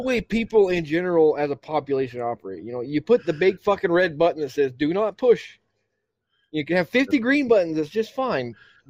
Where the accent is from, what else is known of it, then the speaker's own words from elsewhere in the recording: Florida, United States; moved away as an adult; I'm from Florida originally